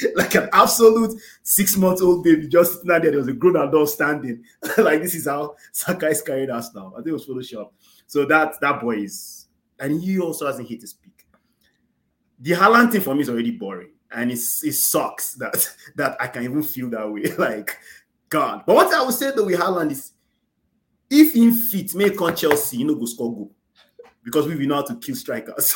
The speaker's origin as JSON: {"language": "English", "country": "Nigeria", "said": "as Nigerians"}